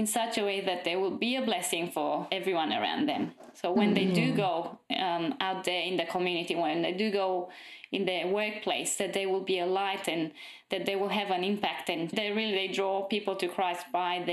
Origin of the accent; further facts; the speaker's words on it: Romania; moved away as an adult; now in Australia; I'm from Romania